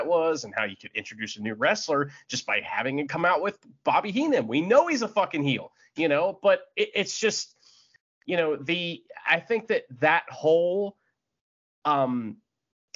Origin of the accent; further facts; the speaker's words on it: United States; I'm American